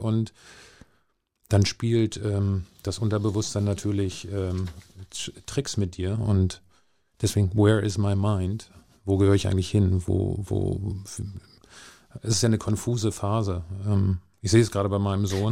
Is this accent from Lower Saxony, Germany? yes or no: yes; Hanover, Lower Saxony, Germany; also born or lived in Barsinghausen; ich bin in Hannover aufgewachsen